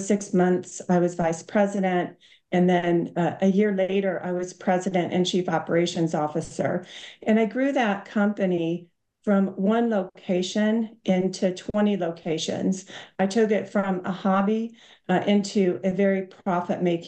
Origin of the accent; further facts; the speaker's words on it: Iowa City, Iowa, United States; moved away as an adult; also born or lived in Orlando, United States; now in London, United Kingdom; I grew up in Iowa. I graduated from the University of Iowa in Iowa City